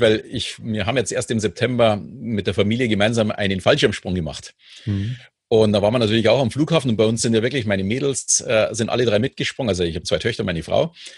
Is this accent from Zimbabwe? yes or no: no; Munich, Bavaria, Germany; ich bin ja in München groß geworden